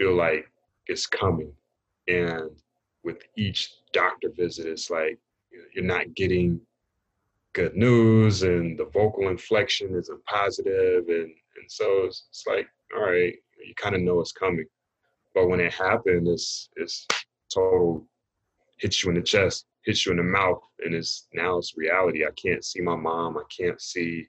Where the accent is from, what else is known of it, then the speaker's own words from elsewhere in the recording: Raleigh, North Carolina, United States; I grew up in Raleigh, North Carolina.